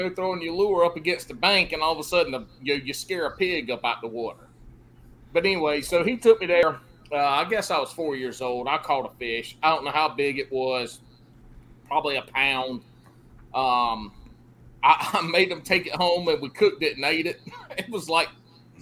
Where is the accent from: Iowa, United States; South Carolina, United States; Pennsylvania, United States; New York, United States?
South Carolina, United States; also born or lived in Augusta, Georgia; I grew up down in South Carolina